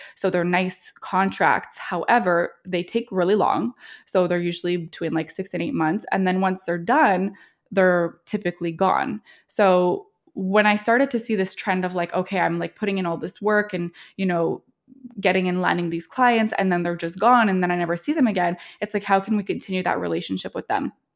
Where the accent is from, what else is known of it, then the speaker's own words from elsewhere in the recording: Montreal, Quebec, Canada; also born or lived in Toronto, Canada; now in Trenton, Canada; We grew up in Montreal, um, and also spend some time in Toronto.